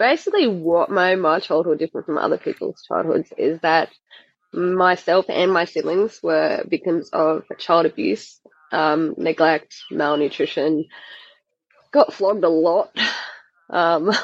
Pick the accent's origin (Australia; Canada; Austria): Australia; Adelaide, South Australia; I was born in Adelaide in South Australia.